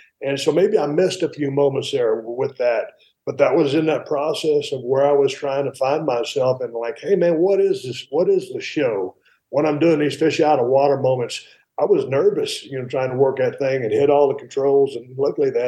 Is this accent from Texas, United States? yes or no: yes; South Texas, United States; moved away as an adult; also born or lived in San Antonio; now in Nevada, United States; I grew up in South Texas